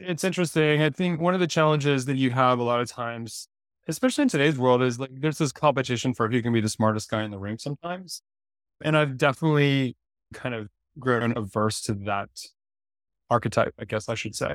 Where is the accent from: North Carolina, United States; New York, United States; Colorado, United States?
North Carolina, United States; Durham; I grew up in Durham, North Carolina